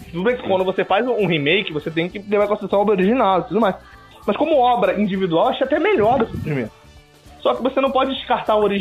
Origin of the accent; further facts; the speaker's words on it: Rio de Janeiro, Brazil; E como eu sou carioca